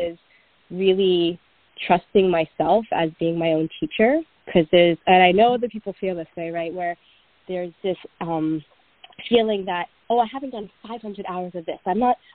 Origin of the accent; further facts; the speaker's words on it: New York City, New York, United States; I was born and raised in New York City